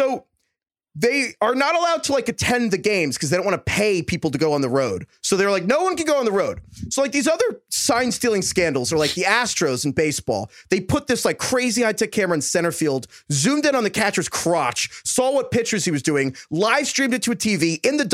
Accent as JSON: {"language": "English", "region": "New York", "country": "United States", "tie": "born or raised there", "said": "I grew up in New York"}